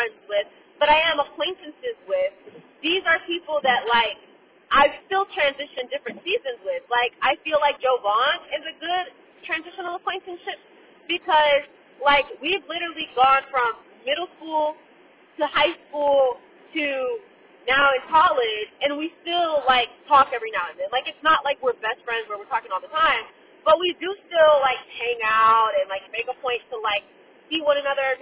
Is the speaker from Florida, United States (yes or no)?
yes; Fort Myers, Florida, United States; moved away as an adult; I would prefer to be back in my hometown because all of my intimate circle is back home. Like, my best friend, Jasmine, Kamari, my family are all back home. And so the people that I actually want to develop deeper relationships with are in Fort Myers